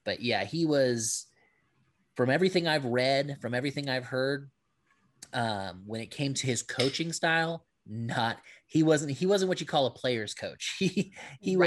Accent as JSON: {"language": "English", "region": "Hawaii", "country": "United States", "said": "I'm Filipino, I'm Hawaiian"}